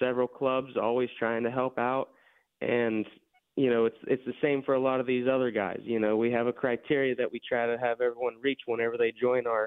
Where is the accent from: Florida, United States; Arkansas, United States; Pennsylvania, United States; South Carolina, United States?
Pennsylvania, United States; Elderton; moved away as an adult; now in Pittsburgh, United States; Originally, I'm from a little town called Elderton, PA, over by Indiana